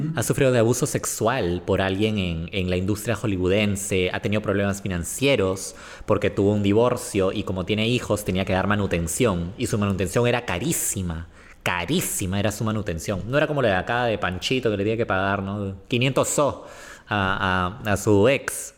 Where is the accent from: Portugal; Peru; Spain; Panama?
Peru; somos peruanos